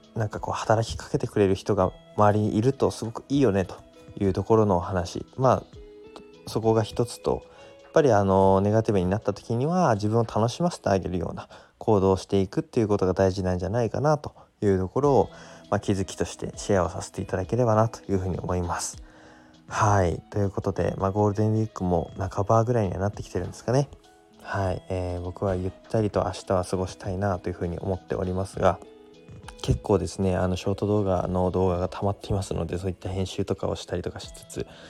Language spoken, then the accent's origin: Japanese; Koriyama, Fukushima, Japan; now in Minamisoma, Japan; 僕はあの南相馬からですね郡山、まあ、自分の地元の方に